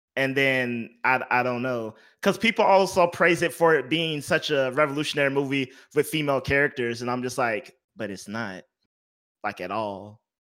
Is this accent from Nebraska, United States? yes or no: no; Houston, Texas, United States; I'm from Houston, Texas